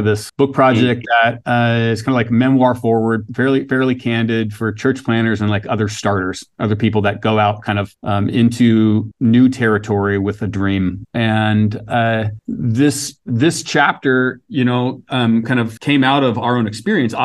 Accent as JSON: {"language": "English", "town": "Seattle", "region": "Washington", "country": "United States", "tie": "born or raised there", "also_born_or_lived": "Vancouver, BC", "said": "I grew up in the Seattle area, so I'm kind of a Washington kid from early on"}